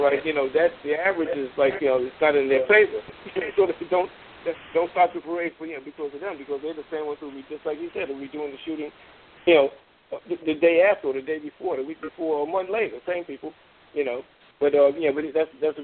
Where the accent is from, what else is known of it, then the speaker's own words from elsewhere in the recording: New York, United States; I'm a proud West Indian. I was born here. I'm West Indian heritage. My people come from Trinidad